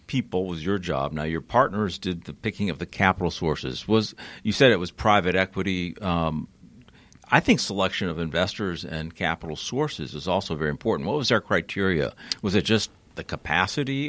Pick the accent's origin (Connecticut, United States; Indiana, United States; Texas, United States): Connecticut, United States; now in Atlanta, United States; I grew up in Connecticut